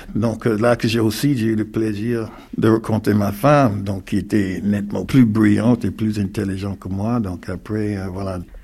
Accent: Greensboro, North Carolina, United States; French is a second language; moved away as an adult; now in Caen, France; je suis né aux États-Unis dans un ville qui s'appelle Greensboro en Caroline du Nord. Donc j'ai grandi dans la ségrégation raciale

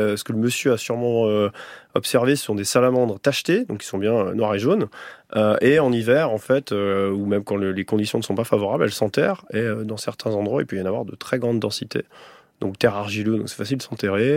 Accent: Chartreuse, Auvergne-Rhône-Alpes, France; j'ai grandi dans la Chartreuse

